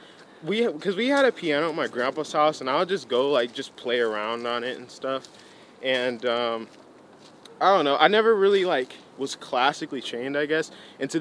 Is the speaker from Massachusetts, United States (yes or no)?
no; Apple Valley, California, United States; also born or lived in Gardena, California; I was born in Gardena. But since they didn't really like the environment, some stuff happened. So then they're just like, you know, we want you to grow up in a safe and diverse environment. So we're going to move to the middle of nowhere, which is Apple Valley